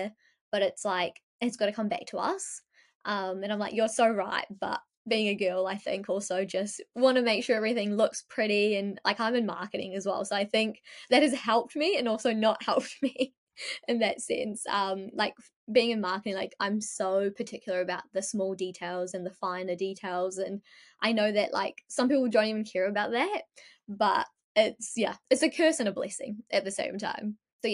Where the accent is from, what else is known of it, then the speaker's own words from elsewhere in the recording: New Zealand; you know what, I'm also from New Zealand. So it was like, I wanted to integrate both our cultures.